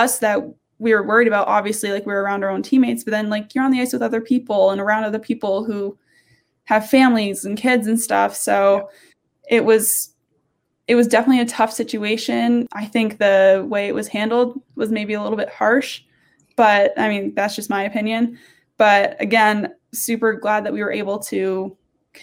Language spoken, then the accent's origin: English; Vermont, United States; I'm from Vermont. So I quarantined in Vermont